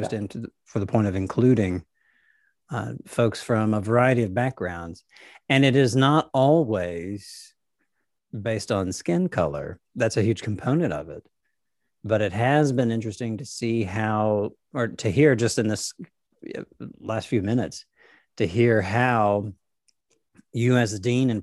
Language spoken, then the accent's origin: English; Nashville, Tennessee, United States; I grew up in Nashville